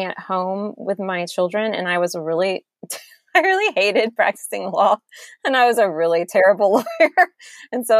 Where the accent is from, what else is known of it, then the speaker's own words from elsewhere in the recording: Georgia, United States; I'm from Georgia, and I met my husband in college at UGA